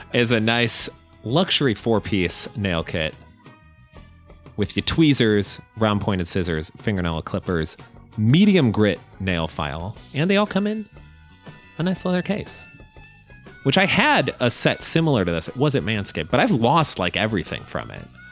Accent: Illinois, United States; we're going to my home state

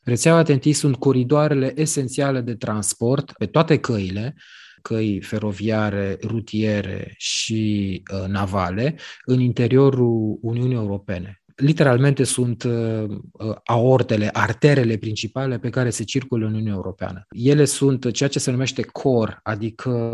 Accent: Romania; guvernul nostru, guvernul României

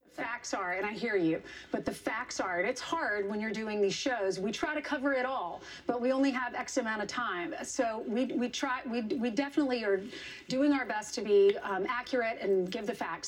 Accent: South Carolina, United States; I'm from South Carolina

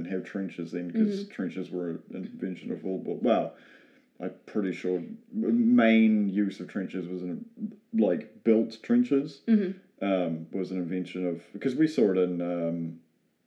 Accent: New Zealand; being a New Zealander, we're so far away from Europe

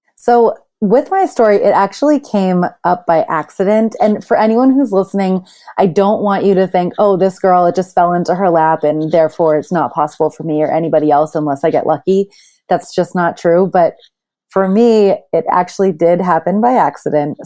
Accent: Boston, Massachusetts, United States; moved away as an adult; also born or lived in Thailand / New York City; I'm originally from Boston

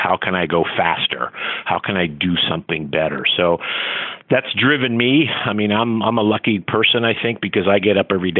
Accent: Philadelphia, Pennsylvania, United States; also born or lived in Tampa / Connecticut; now in Daytona, United States; where we grew up in Philadelphia, North Philadelphia

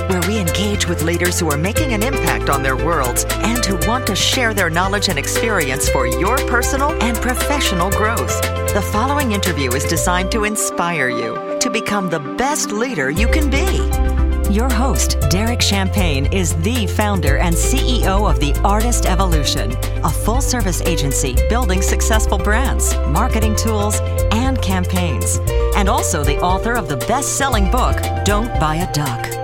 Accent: San Francisco, California, United States; born there; I was born in San Francisco. They had an army surplus store in San Francisco

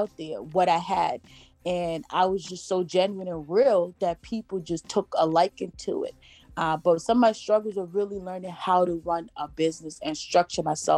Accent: Jamaica; I'm Jamaican. So we grew up on sea moss.

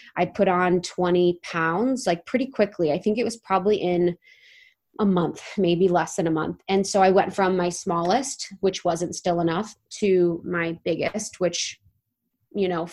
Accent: Ohio, United States; moved away; I was from Ohio

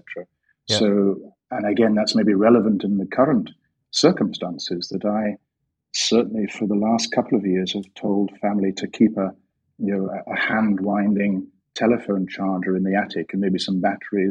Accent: Dundee, Scotland, United Kingdom; also born or lived in London / Russia; But I was brought up in Dundee

